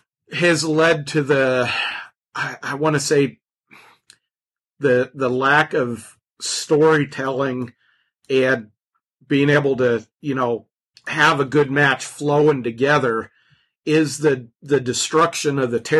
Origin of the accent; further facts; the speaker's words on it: Ridgway, Pennsylvania, United States; A little town in Pennsylvania, Ridgeway, Pennsylvania.